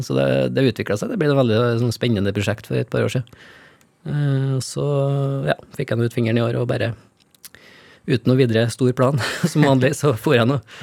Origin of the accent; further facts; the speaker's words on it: Steinkjer, Trøndelag, Norway; på det nye kulturhuset på Steinkjer, der jeg kommer fra